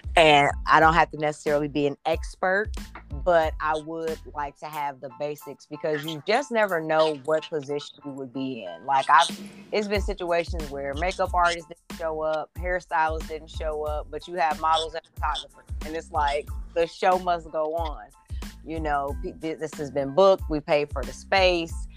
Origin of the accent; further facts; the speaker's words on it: Indianapolis, Indiana, United States; moved away; I grew up in Indianapolis. I'm not originally from Indiana, but I did spend several years there.